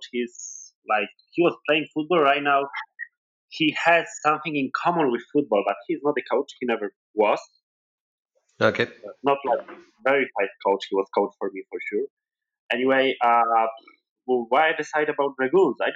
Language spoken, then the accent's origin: English; Krakow, Lesser Poland, Poland; Yeah, so I think I, am most local because I'm from Krakow, right? So like I'm, really local here. Uh, about myself, uh, probably I'm one of the youngest in the team. I'm 22.